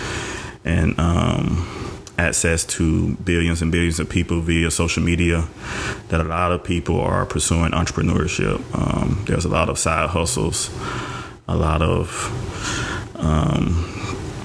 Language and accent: English; Bogalusa, Louisiana, United States; also born or lived in Biloxi, Mississippi / New Orleans, Louisiana; Raised in Louisiana, Bogalusa.